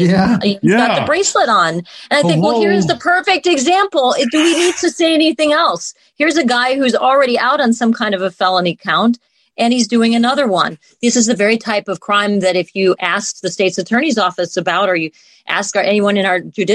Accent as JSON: {"language": "English", "town": "Chicago", "region": "Illinois", "country": "United States", "tie": "born or raised there", "said": "growing up in Chicago and working in Chicago"}